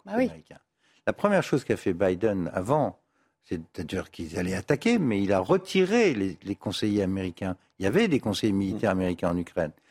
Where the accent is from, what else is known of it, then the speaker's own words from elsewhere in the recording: France; en tant que Français